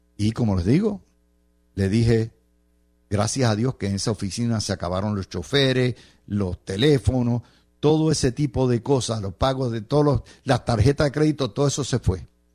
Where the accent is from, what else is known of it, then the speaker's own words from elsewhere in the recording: Cidra, Puerto Rico; mi pueblo de Sidra